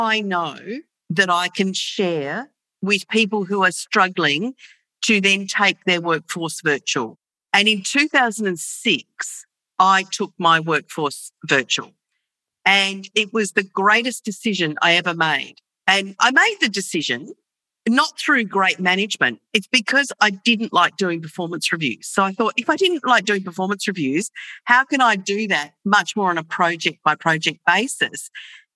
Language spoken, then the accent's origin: English; Australia; I'm from Australia and I'm currently in Melbourne, Australia